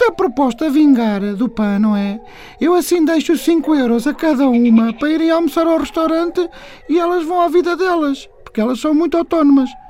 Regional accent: Ariosa, Portugal; sou da Ariosa, tenho 34 anos

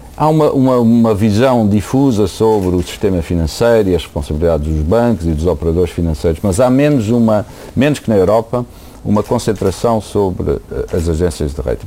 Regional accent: Portugal; moved away as an adult; now in United States; sou português

